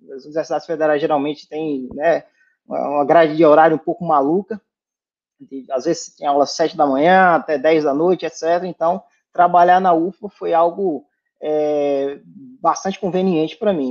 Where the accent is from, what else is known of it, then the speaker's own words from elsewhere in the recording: Irecê, Bahia, Brazil; moved away; eu sou de Irecê, na Bahia, né, interior da Bahia